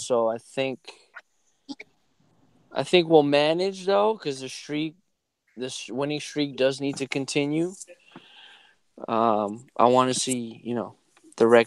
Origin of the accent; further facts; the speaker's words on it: New Rochelle, New York, United States; I'm from New York, Westchester area, New Rochelle, ooh, to be exact